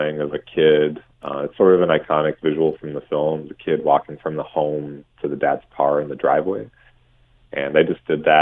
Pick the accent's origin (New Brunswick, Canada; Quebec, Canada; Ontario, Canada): Ontario, Canada; Hamilton; also born or lived in Ancaster / Toronto; I was born in Hamilton and McMaster and lived in Westdale. And then I went to Central Public School in downtown Hamilton